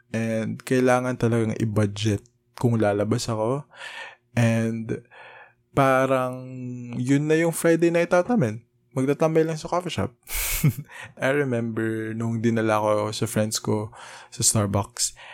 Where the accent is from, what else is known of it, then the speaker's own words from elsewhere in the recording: Philippines; as a probinsyano